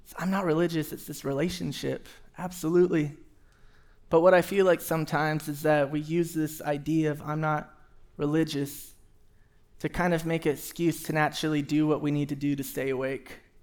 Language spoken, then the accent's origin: English; Houston, Texas, United States; moved away; I grew up in Houston, Texas, and we had a ton of trees everywhere